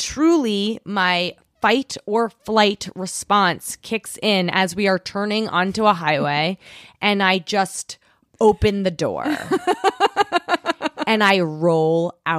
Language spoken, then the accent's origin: English; New York City, New York, United States; I grew up on the Upper East Side, and I know I sound like a very cool person because I used to smoke cigarettes.